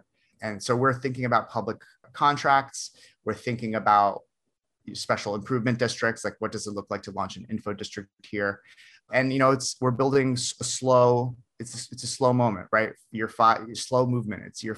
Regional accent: New Jersey, United States; also born or lived in Russia; So in New Jersey is my the great state of New Jersey is where I live, is where I grew up. I was born in Russia, actually, so I'm an immigrant, but I grew up here.

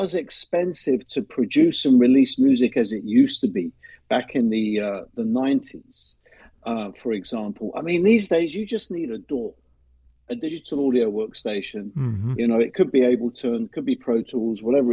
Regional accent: London, United Kingdom; moved away as an adult; also born or lived in Middle East; now in Boston, United States; I was born and raised in the city of London

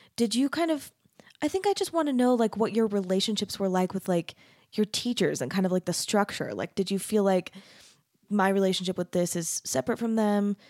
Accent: Arizona, United States; I grew up in Arizona.

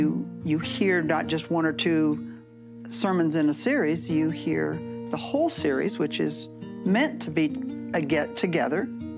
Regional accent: Gibson City, Illinois, United States; moved away as an adult; I'm originally from Gibson City.

